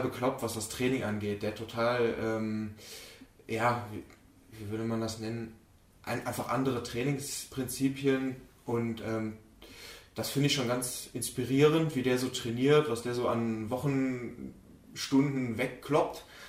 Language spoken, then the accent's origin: German; Mönchengladbach, North Rhine-Westphalia, Germany; Ich komme wie gesagt aus München-Gladbach